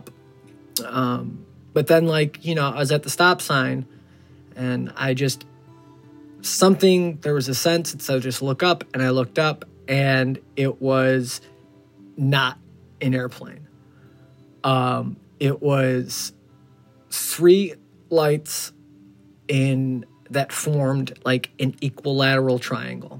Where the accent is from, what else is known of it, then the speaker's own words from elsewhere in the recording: Chicago, Illinois, United States; I'm from Chicago